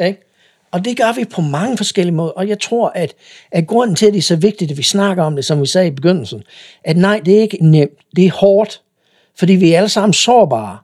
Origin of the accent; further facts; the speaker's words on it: United States; Danish is a second language; moved away as an adult; now in Denmark; jeg kommer fra USA